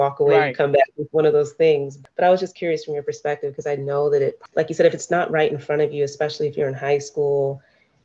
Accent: San Diego, California, United States; When I grew up in California, in San Diego

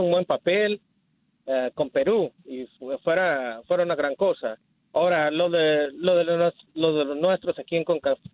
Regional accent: Mexico; porque soy mexicano argentino

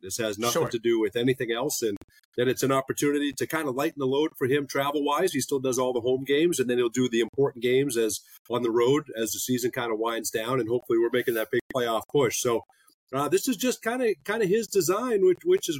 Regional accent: Boston, Massachusetts, United States; now in Orlando, United States; Growing up in Boston, Massachusetts, Mike Gorman was the guy that I would listen to on the telecast and watch

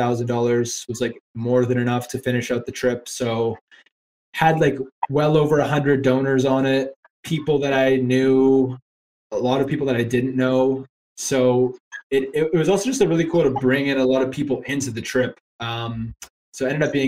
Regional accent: Canada; moved away as an adult; now in Ireland; I'm a Canadian guy talking to you from Ireland.

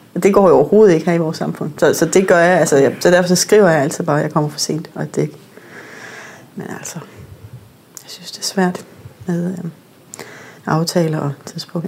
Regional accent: Northern Norway, Norway; moved away; jeg er vokset op i Nordnorge, som min far er same, så jeg har hele min familie er samer

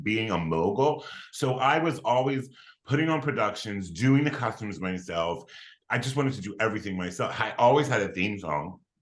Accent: Philadelphia, Pennsylvania, United States; I was I was born and raised in Philadelphia, Pennsylvania

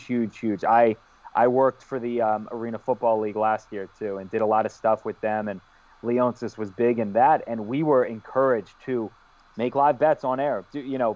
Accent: Howard County, Maryland, United States; also born or lived in Montgomery County, Maryland; I grew up in Howard County. I was born in Montgomery County, which is Redskin territory. We moved 5 minutes up the road to Howard County

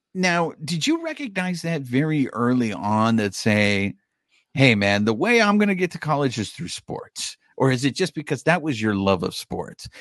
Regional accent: Orange County, California, United States; also born or lived in Koreatown, Los Angeles; I was raised in Orange County

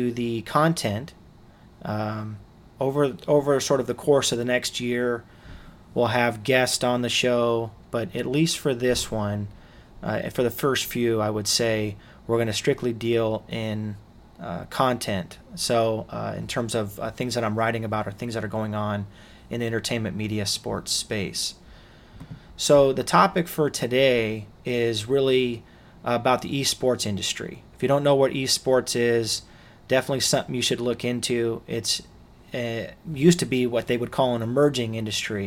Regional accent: Los Angeles, California, United States; I grew up in Los Angeles

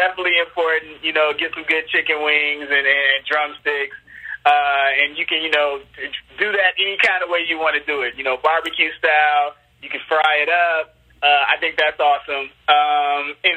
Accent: Chicago, Illinois, United States; I'm from Chicago. It's just, you know, it reminds me of being a little kid in Chicago

